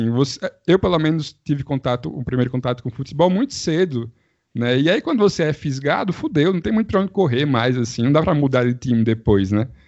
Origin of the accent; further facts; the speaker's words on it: Juazeiro do Norte, Ceará, Brazil; eu sou de Juazeiro, né?